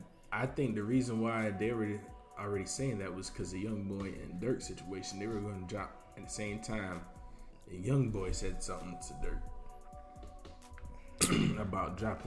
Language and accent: English; New York, United States; I mean, I'm from New York, so yeah.